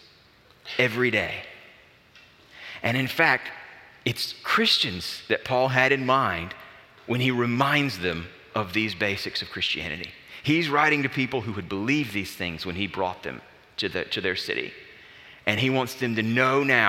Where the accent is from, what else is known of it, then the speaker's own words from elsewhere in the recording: Alabama, United States; I grew up in Alabama